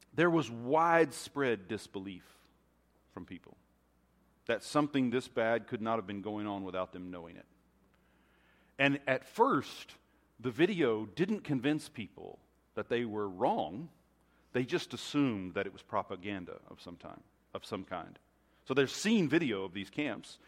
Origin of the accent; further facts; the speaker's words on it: United States; being American